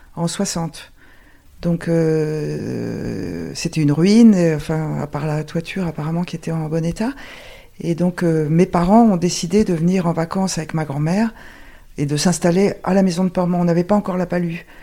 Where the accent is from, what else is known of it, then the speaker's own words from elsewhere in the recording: Paris, Île-de-France, France; je suis née à Paris et, toute mon enfance, c'était toutes les vacances scolaires à Porcro